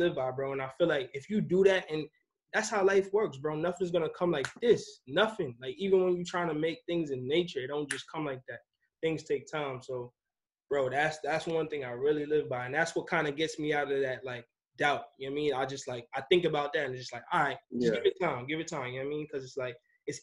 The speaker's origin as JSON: {"language": "English", "area": "Long Island", "region": "New York", "country": "United States", "tie": "born or raised there", "moved": "as an adult", "lives_now": "Charlotte, United States", "said": "I'm from New York my whole life, bro. I'm from Long Island, New York"}